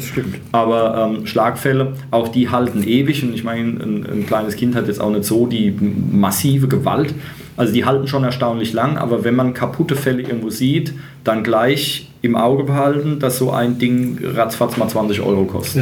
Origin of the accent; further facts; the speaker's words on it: Germany; als Deutscher